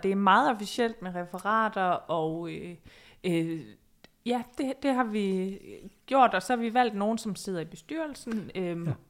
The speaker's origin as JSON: {"language": "Danish", "town": "Odense", "region": "Southern Denmark", "country": "Denmark", "moved": "yes", "lives_now": "Copenhagen, Denmark", "said": "Jeg er jo fra Odense"}